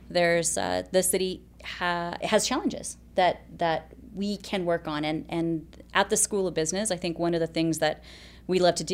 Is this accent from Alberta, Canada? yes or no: yes; Alberta, Canada; moved away as an adult; now in Kelowna, Canada; Um, so, I've been here for about 18 years now.